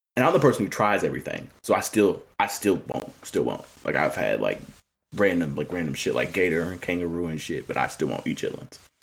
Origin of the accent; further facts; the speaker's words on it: Indiana, United States; I'm from Indiana